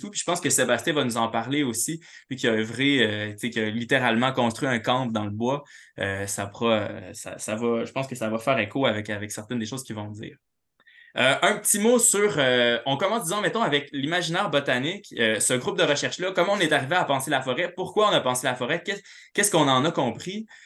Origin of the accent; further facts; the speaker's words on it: Quebec City, Quebec, Canada; also born or lived in Montreal; moi, en bon, en bon urbain, là, je viens de Québec, euh, j'ai habité à Montréal.